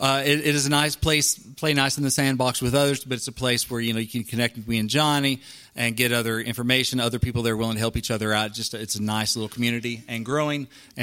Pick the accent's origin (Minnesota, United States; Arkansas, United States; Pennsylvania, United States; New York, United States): Arkansas, United States; moved away as an adult; also born or lived in Little Rock, Arkansas; now in Nashville, United States; So I'm from Arkansas. So, you know, I write country music. So I'm about 330 miles away from Nashville